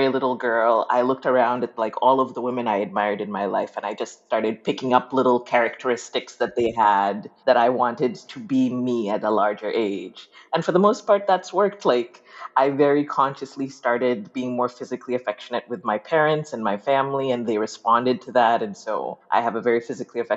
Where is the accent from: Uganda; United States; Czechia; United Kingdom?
Uganda; moved away; I grew up in Uganda